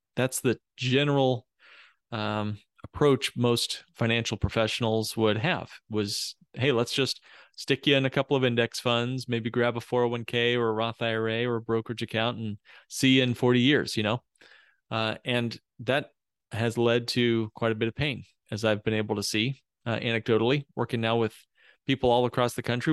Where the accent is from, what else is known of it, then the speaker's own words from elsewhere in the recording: Indiana, United States; moved away as an adult; also born or lived in Texas; now in Chicago, United States; I grew up in Indiana. I'm a Hoosier as a kid